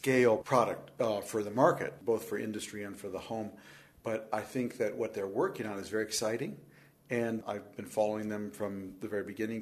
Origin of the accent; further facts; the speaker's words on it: Minnesota, United States; I'm from Minnesota.